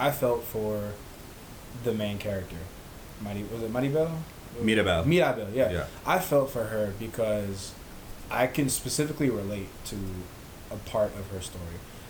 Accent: United States; first language English; I'm an American kid. I was raised in an American kind of mindset with, like, you know, different foreign concepts and all. But I was raised in American schools around American children.

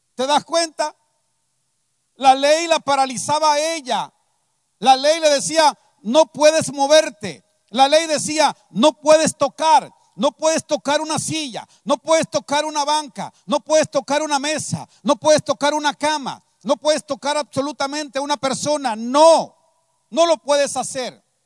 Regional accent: Veracruz, Mexico; moved away as an adult; also born or lived in San Vicente Tancuayalab, San Luis Potosí; now in San Luis Potosí, Mexico; porque soy de Veracruz, vengo del estado de San Luis Potosí, pero soy veracruzano

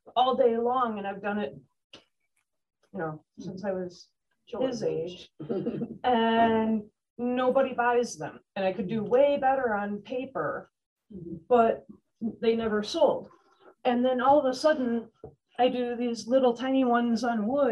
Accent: Oil City, Michigan, United States; now in Pelkie, United States; I'm from Oil City

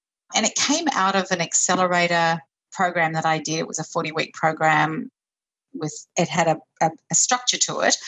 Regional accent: Brisbane, Queensland, Australia; now in Sydney, Australia; I grew up in Brisbane

